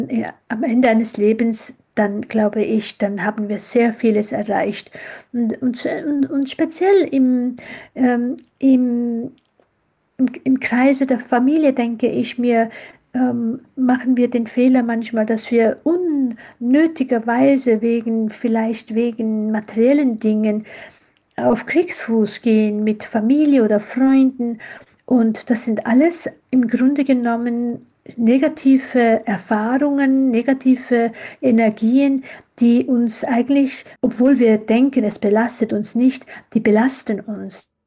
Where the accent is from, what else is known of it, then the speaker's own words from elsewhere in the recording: Switzerland; ja, ich bin in der Schweiz aufgewachsen. Ich äh, habe auch die Schweiz als meine zweite Heimat lieb gewonnen.